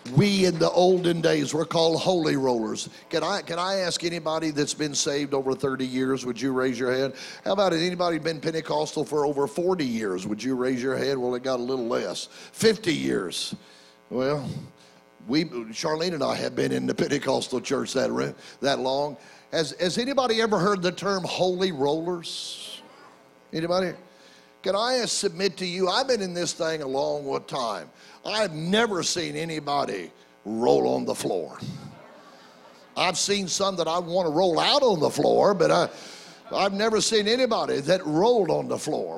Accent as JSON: {"language": "English", "town": "Oklahoma City", "region": "Oklahoma", "country": "United States", "tie": "born or raised there", "said": "my hometown uh, of Oklahoma City"}